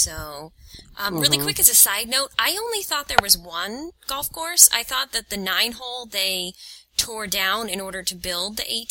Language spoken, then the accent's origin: English; near Williamsburg, Virginia, United States; I grew up near Williamsburg, Virginia